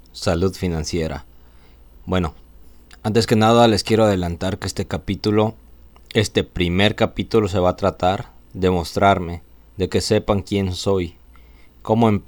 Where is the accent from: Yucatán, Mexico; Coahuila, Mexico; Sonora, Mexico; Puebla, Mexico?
Yucatán, Mexico; Mérida; ¿De dónde vengo? Soy originario de Mérida. He vivido aquí en Mérida